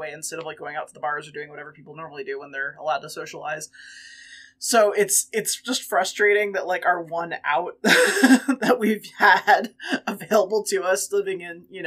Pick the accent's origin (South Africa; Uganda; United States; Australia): United States; East Coast; moved away as an adult; also born or lived in Washington, D.C.; now in Colorado, United States; I am from the East Coast.